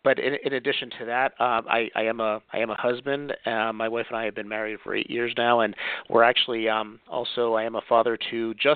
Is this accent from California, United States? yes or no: no; Pennsylvania, United States; I am from Pennsylvania, born and bred